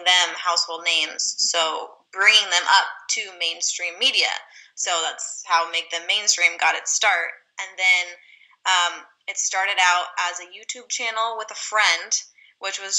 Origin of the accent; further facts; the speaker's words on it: California, United States; I'm from California, born and raised.